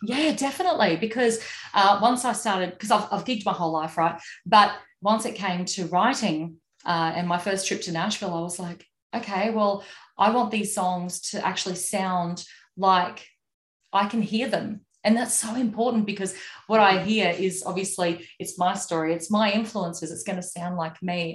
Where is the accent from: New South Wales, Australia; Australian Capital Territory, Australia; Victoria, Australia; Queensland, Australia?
Queensland, Australia; Moranbah; town that I grew up in in Moranbah